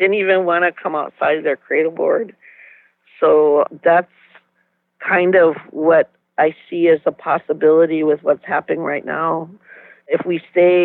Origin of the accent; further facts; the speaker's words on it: United States; now in Minneapolis-St. Paul, United States; I'm from Tonawanda Reservation, and right now I'm working at the Dream Wild Health Farm.